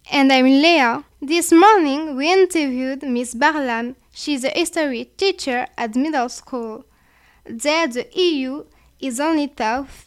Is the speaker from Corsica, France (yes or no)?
yes; Corsica, France; we have a strong regional culture which is very important in our daily life. So we feel more Corsican than French and than European.